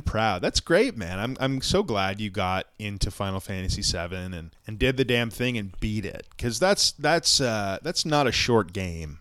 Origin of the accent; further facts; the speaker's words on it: Ontario, Canada; I'm from Ontario